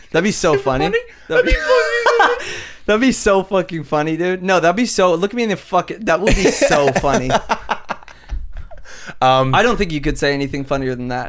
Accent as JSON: {"language": "English", "town": "Vancouver", "region": "British Columbia", "country": "Canada", "said": "we're from Vancouver, where no black people live."}